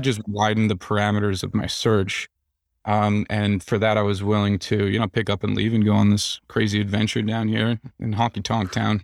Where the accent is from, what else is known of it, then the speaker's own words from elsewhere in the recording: New Jersey, United States; also born or lived in New York City area; now in Nashville, United States; I'm from New Jersey